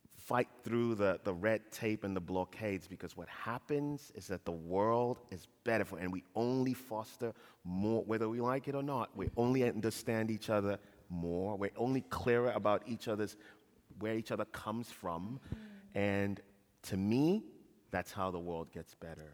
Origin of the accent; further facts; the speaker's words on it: Ghana; moved away; also born or lived in Kent, Ohio; I was born and raised in Ghana